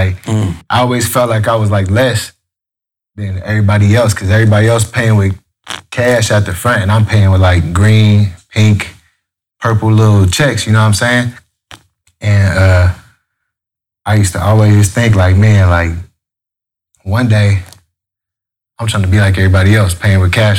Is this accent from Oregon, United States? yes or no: no; Los Angeles, California, United States; nah, I was raised in L.A. I was born on Prairie at Daniel Freeman Hospital.